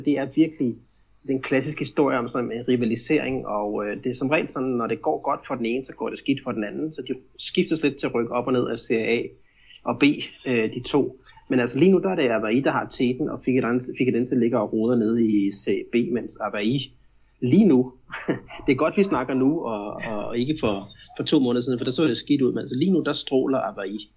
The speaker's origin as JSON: {"language": "Danish", "country": "Denmark", "moved": "yes", "lives_now": "Brazil", "said": "hjemme i Danmark"}